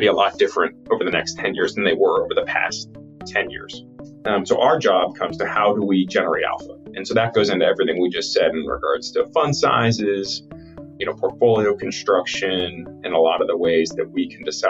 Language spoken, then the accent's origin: English; Pittsburgh, Pennsylvania, United States; I grew up in Pittsburgh, grew up playing football